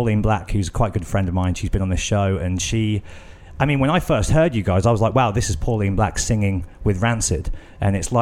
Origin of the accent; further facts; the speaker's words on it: Birmingham, West Midlands, United Kingdom; I grew up in Birmingham